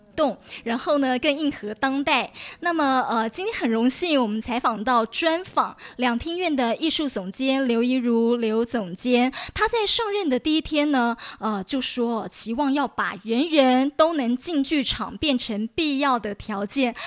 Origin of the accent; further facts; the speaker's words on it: Taiwan; 我们从小在台湾教育嗯，对，念书的小孩